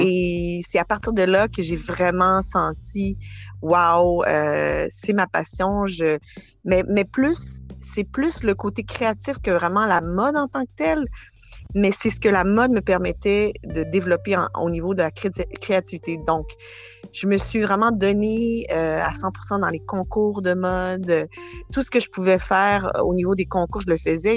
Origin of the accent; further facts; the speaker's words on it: Quebec City, Quebec, Canada; moved away as an adult; also born or lived in Matagami / Port-Cartier / Sept-Îles / Acadia; now in Montreal, Canada; à partir de, de, de l'âge de sept ans, j'ai, j'ai grandi à Québec, euh, la ville de Québec.